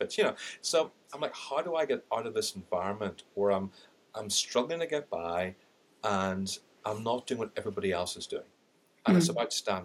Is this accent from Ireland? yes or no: yes; Ireland; accent: Irish; I've got an Irish accent, I'm Indian